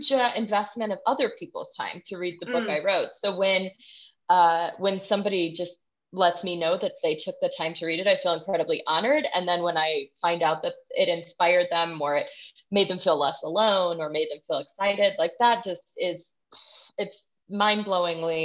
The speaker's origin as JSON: {"language": "English", "region": "Texas", "country": "United States", "moved": "yes", "said": "I'm from Texas originally"}